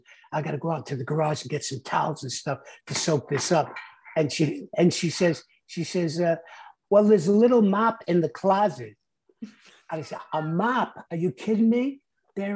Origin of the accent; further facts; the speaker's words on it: New York City, New York, United States; moved away as an adult; also born or lived in Hermosa Beach / Palm Springs area; now in Rancho Mirage, United States; I grew up in the South Bronx